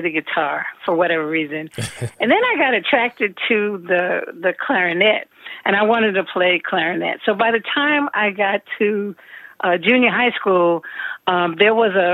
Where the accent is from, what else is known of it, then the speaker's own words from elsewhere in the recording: New York City, New York, United States; growing up in New York City, and having access to all that the city offered